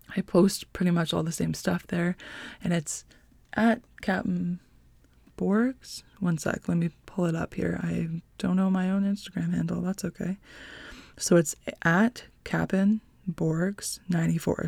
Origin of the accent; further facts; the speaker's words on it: North Bay, Ontario, Canada; I'm from North Bay, Ontario, born and raised